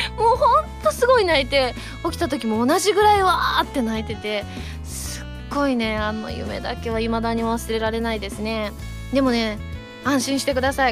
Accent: Osaka, Japan; now in Tokyo, Japan; 大阪帰った時

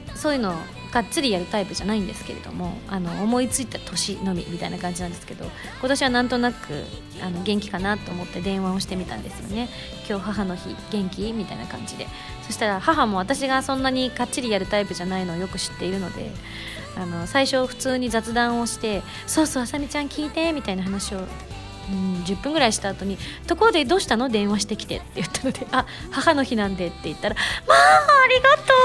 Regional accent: Yamaguchi, Japan; 山口出身

